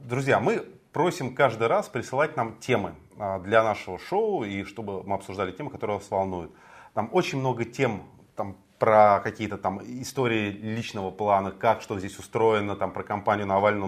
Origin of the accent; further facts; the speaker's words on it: Moscow, Russia; я родился и вырос в Москве.